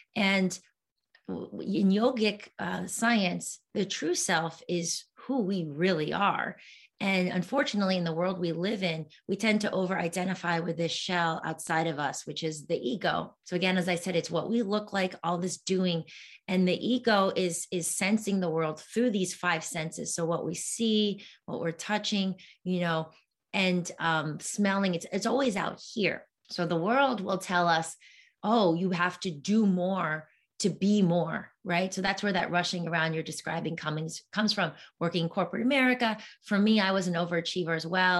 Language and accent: English; East Coast, United States; moved away; also born or lived in New York City; I'm from the East Coast, so I had a lot of family over there